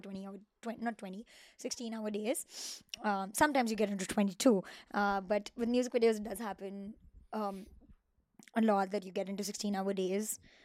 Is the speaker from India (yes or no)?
yes; Mumbai, Maharashtra, India; moved away as an adult; now in Los Angeles, United States; I come from Mumbai